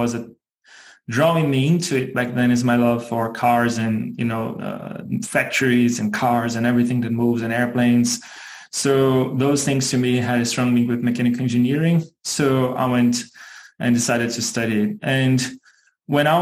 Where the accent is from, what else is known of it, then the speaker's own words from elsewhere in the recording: Brazil; moved away as an adult; also born or lived in Germany / Singapore; now in Chicago, United States; I was born and raised in Brazil. Spent 27 years of my life, if I'm not mistaken, there